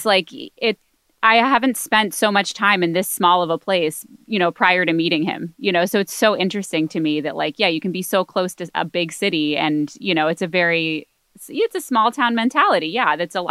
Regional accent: Michigan, United States; But I'm originally from Michigan.

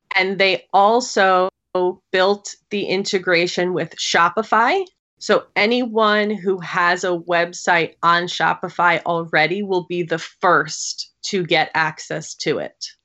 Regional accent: New York, United States; I'm a New Yorker, born and raised

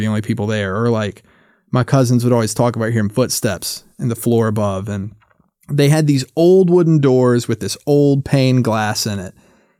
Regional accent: the South, United States; And I grew up in the South. So like ghost stories and hoodoo and folklore is like such a big part of the culture down there.

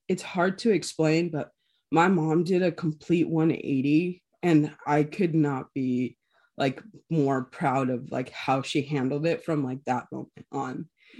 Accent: Ensenada, Baja California, Mexico; born there; But so a little background, I was actually born in Mexico. I was born in Ensenada, which is about, I want to say maybe about 40 minutes away from San Diego.

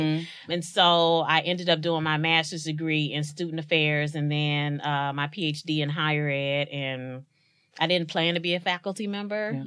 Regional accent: East St. Louis, Illinois, United States; born and raised in East St. Louis, Illinois

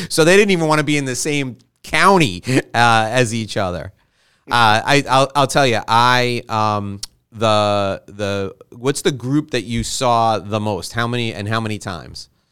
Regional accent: New York, United States; I was born and raised in New York

